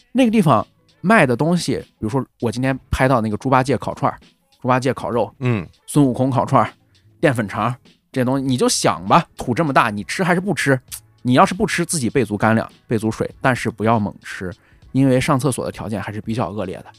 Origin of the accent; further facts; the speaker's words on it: Weifang, Shandong, China; 怀疑我们潍坊人的技术